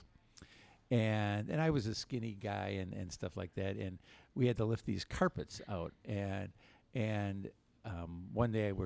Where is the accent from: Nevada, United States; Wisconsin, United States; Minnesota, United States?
Wisconsin, United States; Milwaukee; I grew up right here in Milwaukee